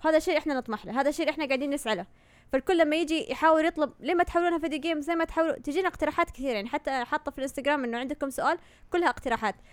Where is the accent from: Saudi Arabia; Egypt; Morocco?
Saudi Arabia; عندنا في السعودية